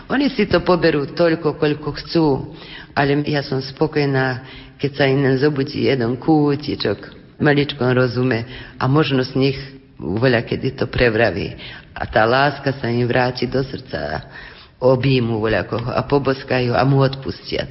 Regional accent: Kovačica, Vojvodina, Serbia; my sme Slováci v Srbsku

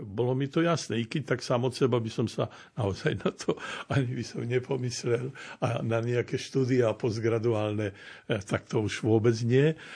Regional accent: Kurima, Prešov Region, Slovakia; ja som vyrastal v Kurime

